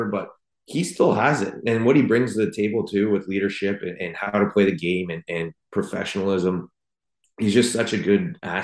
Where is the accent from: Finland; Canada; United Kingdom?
Canada; Toronto, Ontario; it was special to do that in my hometown